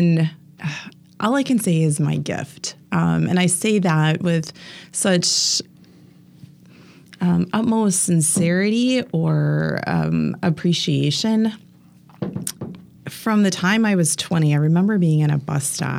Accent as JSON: {"language": "English", "area": "near Green Bay", "region": "Wisconsin", "country": "United States", "tie": "born or raised there", "also_born_or_lived": "Milwaukee area", "moved": "as an adult", "lives_now": "Milwaukee, United States", "said": "I grew up near Green Bay, so I am a diehard Packer fan"}